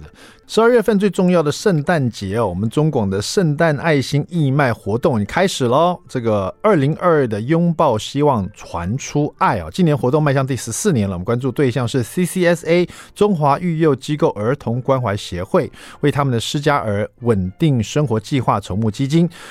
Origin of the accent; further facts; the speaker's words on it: Hsinchu, Taiwan; 我们也是新竹来的啊，你们也是新竹来的？新竹是美食沙漠，是不是？